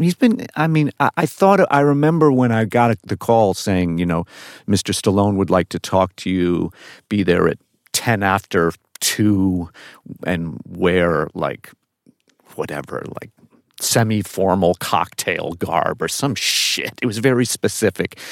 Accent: New York, United States; I'm from New York

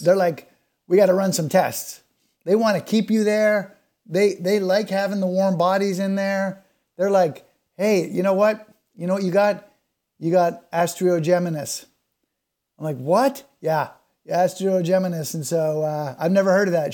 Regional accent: Canada; being Canadian

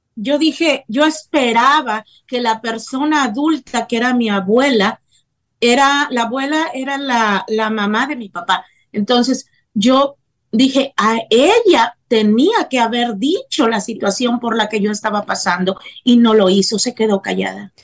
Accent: Tempoal, Veracruz, Mexico; also born or lived in Tampico, Tamaulipas; yo nací en Tampico, Tamaulipas, México, pero siempre me gusta también recalcar que yo fui criada en un pueblo de la Huasteca Veracruzana que se llama Tempoal, Veracruz

